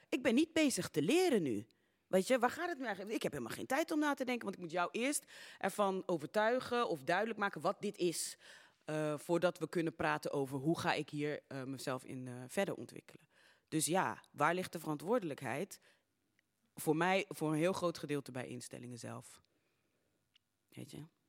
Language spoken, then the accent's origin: Dutch; Suriname; now in Netherlands; geboren in Suriname